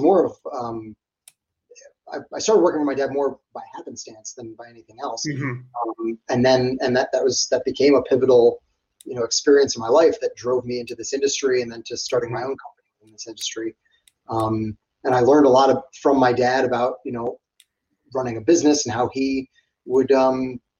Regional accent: New York, United States; I'm born and raised in New York.

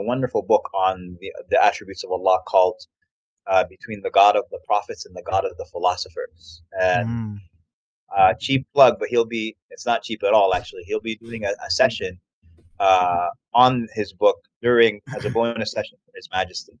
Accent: New York, United States; now in Houston, United States; I live in Houston, but I'm from New York, so mm. my mom mm. still lives in New York

